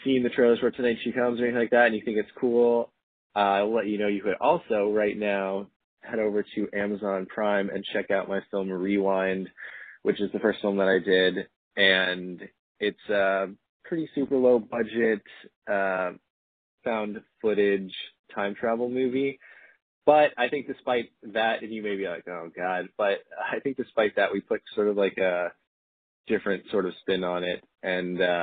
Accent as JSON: {"language": "English", "town": "St. Louis", "region": "Missouri", "country": "United States", "tie": "born or raised there", "moved": "yes", "said": "playing in my hometown of St. Louis next month"}